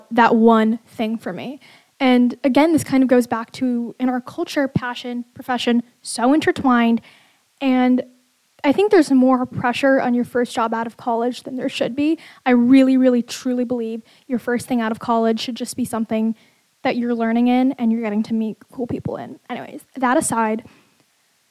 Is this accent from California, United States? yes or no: yes; Bay Area, California, United States; I grew up in the Bay Area